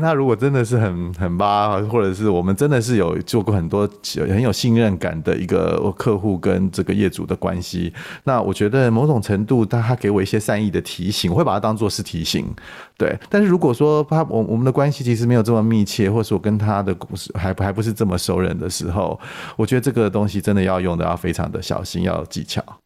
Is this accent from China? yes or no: no; Taiwan; 我们台湾人常喜欢讲一句话